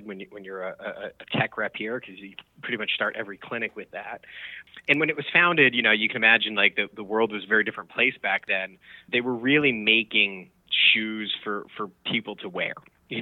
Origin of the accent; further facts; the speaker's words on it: Westchester, New York, United States; I grew up in Westchester